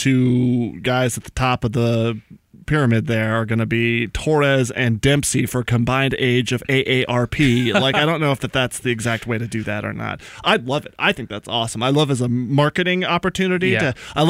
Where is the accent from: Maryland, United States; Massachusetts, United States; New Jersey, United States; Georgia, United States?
Georgia, United States; Atlanta; I'm from Atlanta.